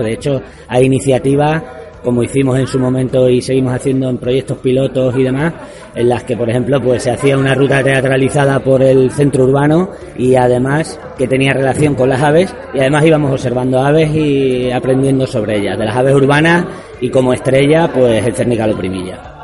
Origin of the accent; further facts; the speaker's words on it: Plasencia, Extremadura, Spain; yo soy de Plasencia